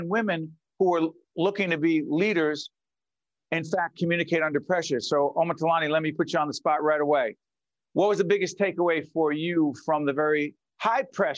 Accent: Newark, New Jersey, United States; Newark, New Jersey, my hometown, Brick City

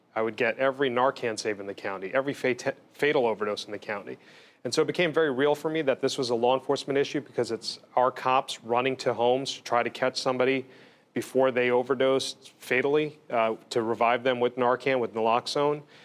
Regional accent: Bergen and Essex counties, New Jersey, United States; I was born in Jersey City, in Hudson. Grew up in Bergen and Essex

